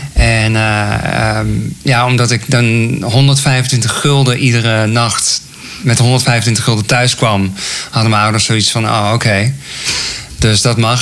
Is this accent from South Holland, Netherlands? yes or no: no; Raamsdonksveer, North Brabant, Netherlands; ik ben geboren in Raamsdonksveer. Misschien kan iemand het. Ligt uh, dicht bij Breda. En ehm, ja, ik groeide op